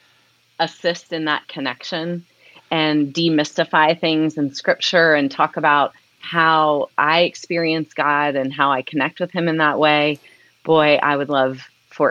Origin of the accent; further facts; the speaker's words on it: Columbus, Ohio, United States; moved away as an adult; also born or lived in Cincinnati, Ohio; I grew up in the Columbus, Ohio area.